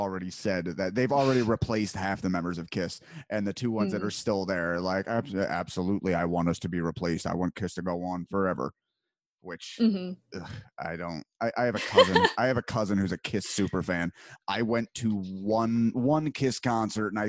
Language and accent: English; New Jersey, United States; I grew up in Jersey